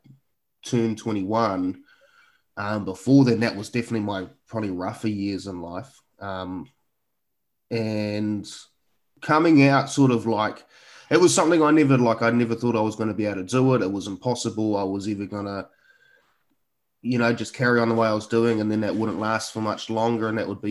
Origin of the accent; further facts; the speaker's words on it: Picton, Marlborough, New Zealand; now in Auckland, New Zealand; growing up in Picton was really, I mean, growing up in rural New Zealand